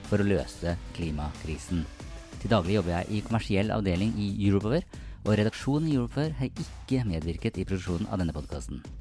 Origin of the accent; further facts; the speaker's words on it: Fredrikstad, Østfold, Norway; En fun fact, eh, altså, og, og er det bare å beklage at jeg er fra Fredrikstad